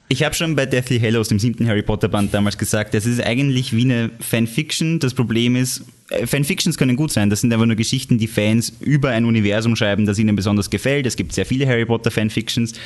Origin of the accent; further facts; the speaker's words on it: Austria; bei uns in Österreich